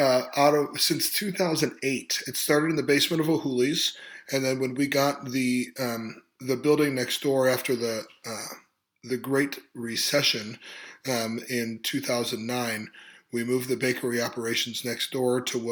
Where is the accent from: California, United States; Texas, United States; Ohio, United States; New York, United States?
Ohio, United States; Cleveland; also born or lived in South Korea; now in Athens, United States; I grew up in the Cleveland area, east of Cleveland.